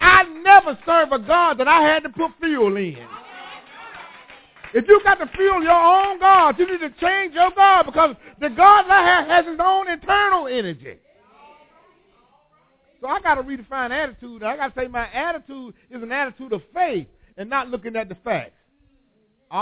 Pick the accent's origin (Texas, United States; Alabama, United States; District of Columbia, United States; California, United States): Alabama, United States; Whitehead Hill; I was born on Whitehead Hill